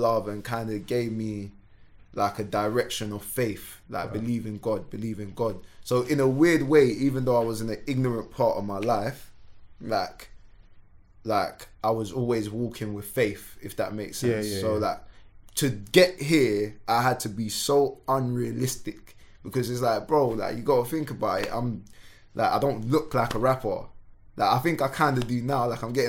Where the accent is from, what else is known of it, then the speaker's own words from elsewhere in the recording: Sierra Leone; born there; Like I said, so I was born in Sierra Leone. So like, we've come from war.